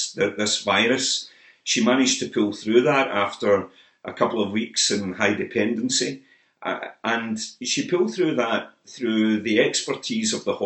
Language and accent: English; Motherwell, Scotland, United Kingdom; Motherwell, my hometown